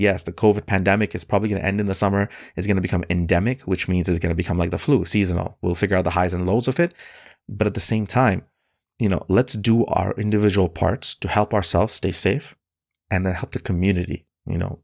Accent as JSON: {"language": "English", "country": "Bangladesh", "moved": "yes", "lives_now": "Canada", "said": "Bangladesh, which is my home country"}